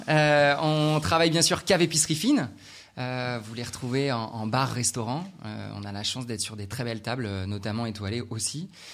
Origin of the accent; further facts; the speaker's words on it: Saint-Malo, Brittany, France; moved away; retour euh, dans ma terre natale à Saint-Malo